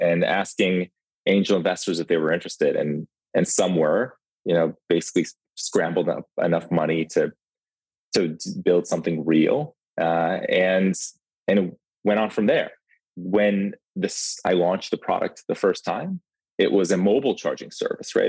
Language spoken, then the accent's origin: English; Ukraine; accent: thick accent; now in United States; I'm from the Ukraine. We moved to the country when in 91, 1991.